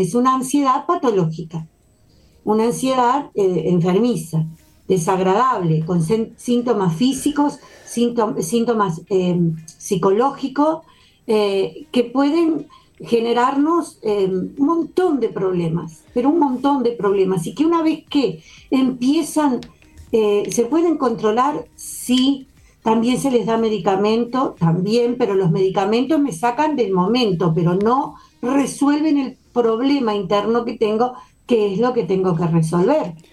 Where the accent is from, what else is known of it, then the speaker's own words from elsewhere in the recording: Uruguay; como todo uruguayo